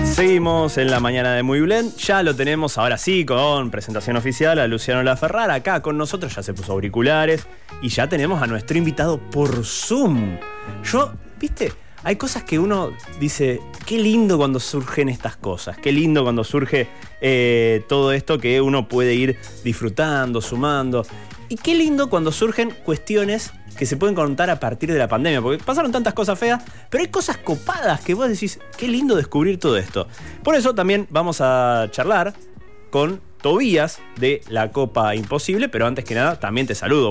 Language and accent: Spanish; Rosario, Santa Fe, Argentina; nosotros somos de Rosario